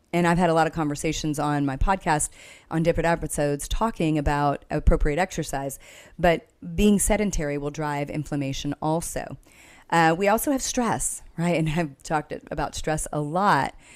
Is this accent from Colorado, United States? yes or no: no; Texas, United States; I'm from Texas